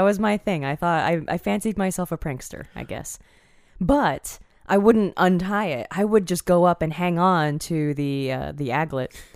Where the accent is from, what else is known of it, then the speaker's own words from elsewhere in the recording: Northern Virginia, United States; where I grew up in Northern Virginia